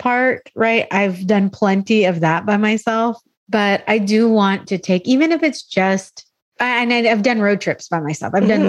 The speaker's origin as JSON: {"language": "English", "town": "San Diego", "region": "California", "country": "United States", "also_born_or_lived": "Albuquerque", "said": "I'm from San Diego"}